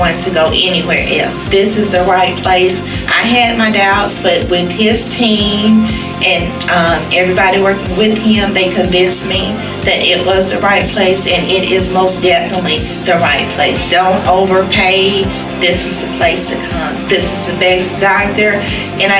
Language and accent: English; Jackson, Mississippi, United States; I'm from Jackson, Mississippi